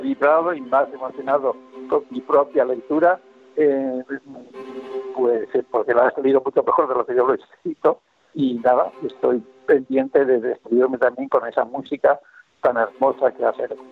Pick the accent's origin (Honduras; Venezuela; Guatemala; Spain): Spain; Bilbao, Basque Country; mi ciudad natal, que es Bilbao